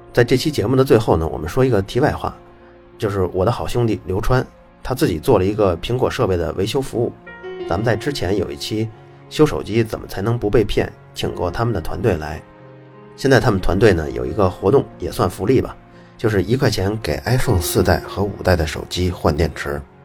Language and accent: Chinese; China; moved away as an adult; also born or lived in Italy; 我中国的，我在这儿上大学